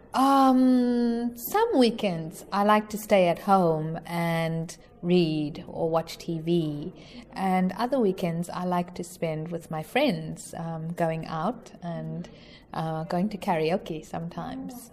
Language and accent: English; South Africa; moved away as an adult; now in Sanjo, Japan; I am from South Africa. Uh, I have been in Japan for nearly four years.